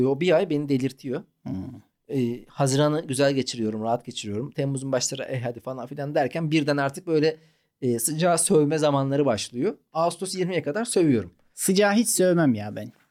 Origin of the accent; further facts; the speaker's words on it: Malatya, Turkey; Ya Malatya'da doğduk